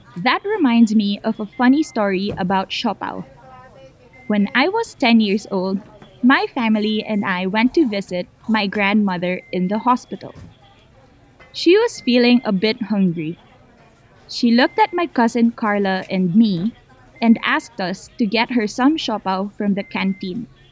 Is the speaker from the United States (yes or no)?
no; Manila, Metro Manila, Philippines; I'm from the Philippines. I grew up in Manila